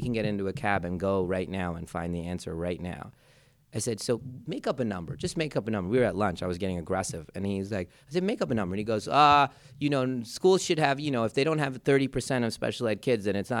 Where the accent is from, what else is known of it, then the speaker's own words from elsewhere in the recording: Philadelphia, Pennsylvania, United States; also born or lived in India; my hometown Philadelphia